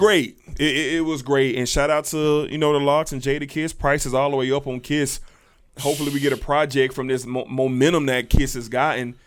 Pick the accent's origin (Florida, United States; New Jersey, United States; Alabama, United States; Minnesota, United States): Florida, United States; Jacksonville; me growing up in the South, Duval County, I experienced all the Southness